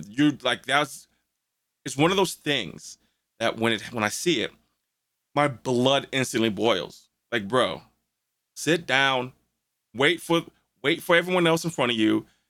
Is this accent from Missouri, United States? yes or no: yes; St. Louis, Missouri, United States; we're from St. Louis